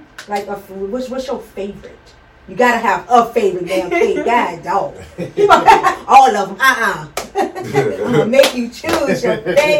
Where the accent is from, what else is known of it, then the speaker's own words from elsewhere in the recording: Richmond, Virginia, United States; also born or lived in Washington, District of Columbia, United States; I'm from DC, and I moved here when I think I was 6 or 7 or whatever.